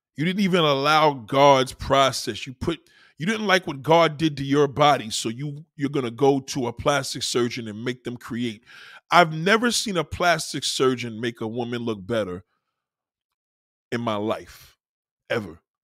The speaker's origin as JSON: {"language": "English", "region": "New York", "country": "United States", "said": "as a New Yorker, I'm, I, I'm so much in pride of my, my, my state and my city"}